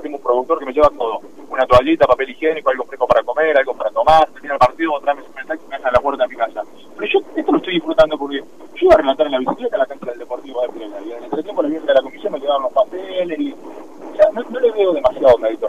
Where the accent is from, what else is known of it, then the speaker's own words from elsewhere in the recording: Jovita, Córdoba, Argentina; soy de pueblo, yo soy de Jovita